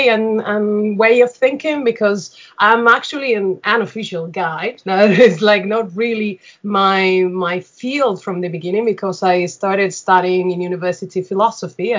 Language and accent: English; Seville, Andalusia, Spain; I am originally from Seville